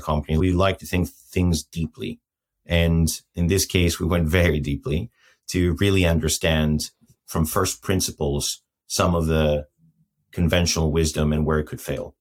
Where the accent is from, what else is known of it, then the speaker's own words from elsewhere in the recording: Athens, Attica, Greece; moved away as an adult; also born or lived in Lapland; I'm Greek, first of all. So I was born and raised in Athens till when I was 20